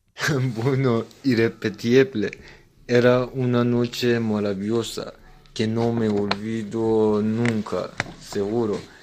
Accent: Iran; Spanish is a second language; moved away as an adult; now in Spain; en mi país no tenemos Día de los Reyes

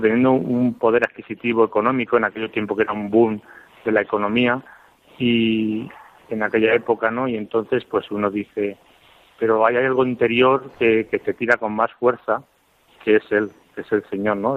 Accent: Almodóvar del Campo, Castilla-La Mancha, Spain; moved away as an adult; now in Toledo, Spain; en mi pueblo, en, en del Campo, en Ciudad Real

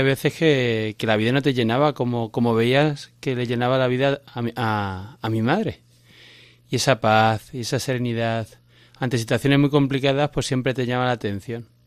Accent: Cáceres, Extremadura, Spain; Pues soy de Cáceres.

